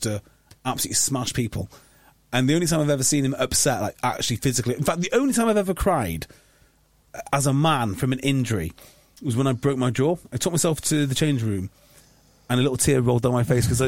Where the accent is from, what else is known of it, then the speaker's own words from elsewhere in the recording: North Wales, United Kingdom; I'm from North Wales